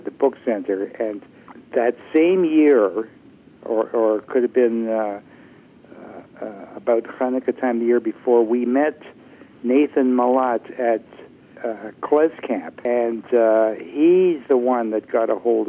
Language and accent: English; Toronto, Ontario, Canada; moved away; I was born in 1936 in Toronto